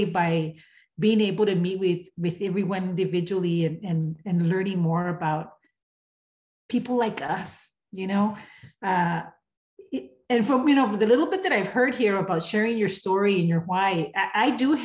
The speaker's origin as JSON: {"language": "English", "town": "El Paso", "region": "Texas", "country": "United States", "also_born_or_lived": "California", "said": "I am from El Paso, Texas, El Chuco. I was born in California, but I live in Texas."}